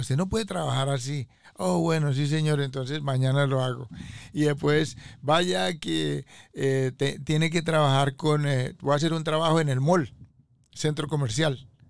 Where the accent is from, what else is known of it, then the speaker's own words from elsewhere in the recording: Colombia; moved away as an adult; also born or lived in Corona, Queens, New York / Staten Island; now in United States; vengo de Colombia hace aproximadamente unos 35 años vivo aquí en los Estados